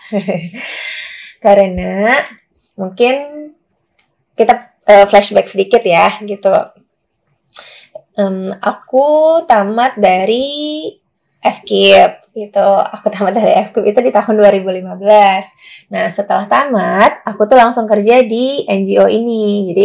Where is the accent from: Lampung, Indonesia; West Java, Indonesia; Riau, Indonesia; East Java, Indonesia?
Riau, Indonesia; Pekanbaru; kalau jawabanku sih untuk uh, di kotaku di Pekanbaru, as far as I know, um, belum apa ya masih minim eh, dialog-dialog uh, atau gerakan yang membahas tentang isu-isu pendidikan gitu teman-teman.